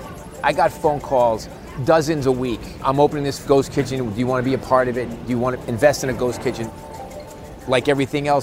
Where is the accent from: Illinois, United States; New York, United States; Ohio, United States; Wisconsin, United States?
New York, United States; New York City; back in New York City, my hometown